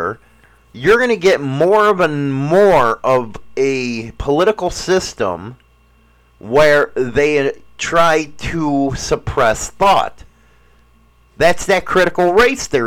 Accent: Chicago, Illinois, United States; moved away; I'm from Chicago

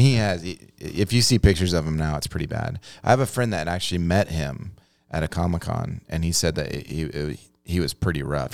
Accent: United States; I grew up on the Mississippi River

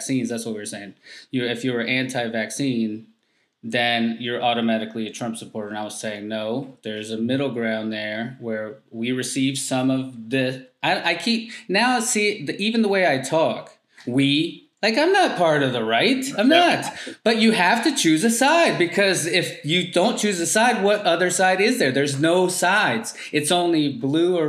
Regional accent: North Carolina, United States; I'm from North Carolina

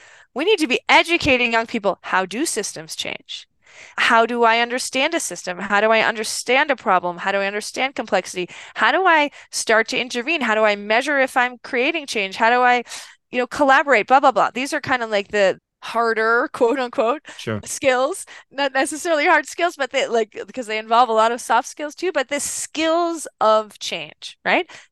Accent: Westchester, New York, United States; moved away as an adult; also born or lived in Cambodia; I am from Westchester, wealthy Westchester, New York

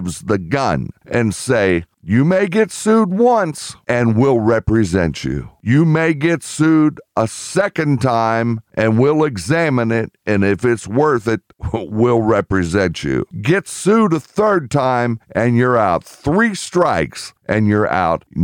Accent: United Kingdom; I'm British

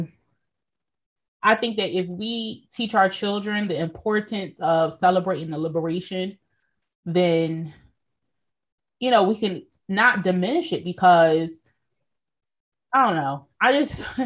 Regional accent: Pennsylvania, United States; we were born and raised in Pennsylvania

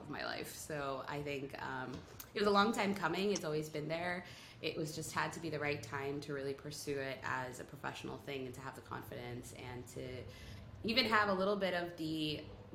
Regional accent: State College, Pennsylvania, United States; I grew up in a college town. My dad is a professor at Penn State

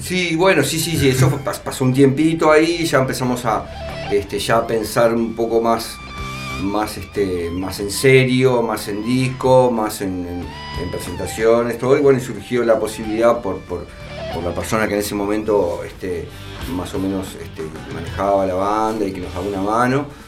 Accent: Uruguay; somos uruguayos, fuimos mil veces al estadio a ver partidos

